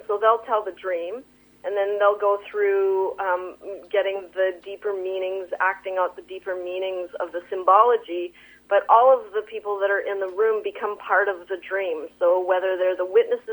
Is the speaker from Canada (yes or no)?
yes; Sons of Freedom Doukhobor community, British Columbia, Canada; I grew up in the Sons of Freedom Dukobor community